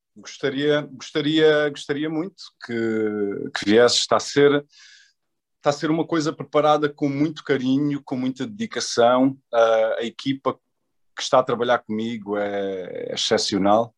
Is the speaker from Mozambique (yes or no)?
no; Portugal; moved away as an adult; also born or lived in Angola / New York / Paris / Los Angeles; Eu nasci em Angola, eu vim para Portugal com dois anos de idade, portanto passei a minha infância toda cá em Portugal